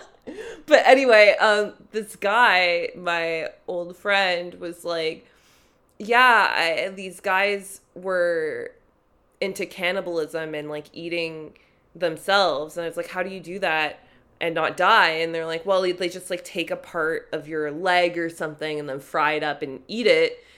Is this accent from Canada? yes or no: yes; Toronto, Ontario, Canada; I grew up in North York